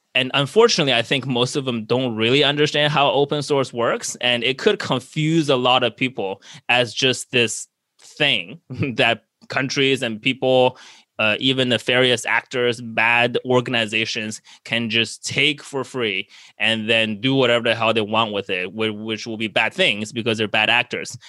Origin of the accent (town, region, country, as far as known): United States